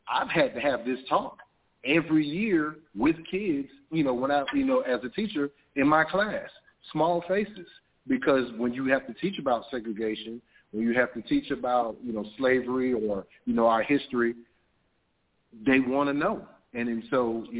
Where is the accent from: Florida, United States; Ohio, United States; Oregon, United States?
Florida, United States; Miami; now in Atlanta, United States; I grew up in Miami, Florida